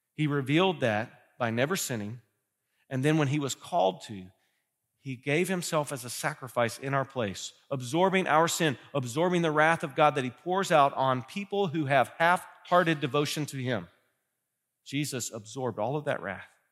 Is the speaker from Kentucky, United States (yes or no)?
yes; Kentucky, United States; now in Ohio, United States; I'm from Kentucky